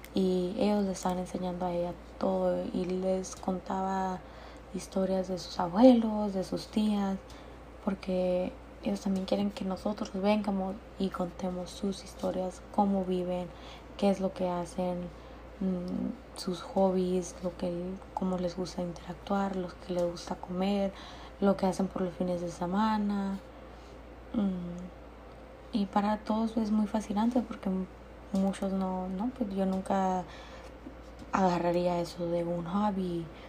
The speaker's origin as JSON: {"language": "Spanish", "area": "Jecori", "region": "Sonora", "country": "Mexico", "said": "Yo soy de Jecori, Sonora"}